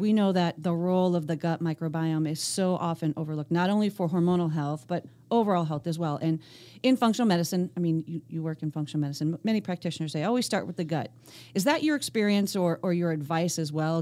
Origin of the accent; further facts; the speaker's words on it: Scranton, Pennsylvania, United States; I grew up outside of Scranton, Pennsylvania